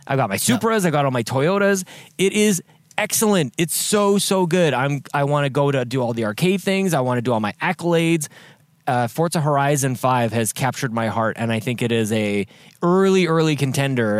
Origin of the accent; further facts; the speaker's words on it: Canada; moved away; back into my home country